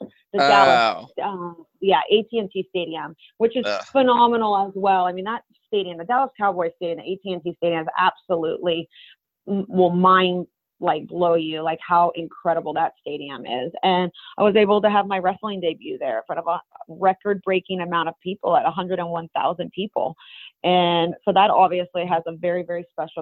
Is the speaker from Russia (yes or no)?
yes; Russia; moved away; I really am Russian. I grew up in Russia and I have my Russian cravings.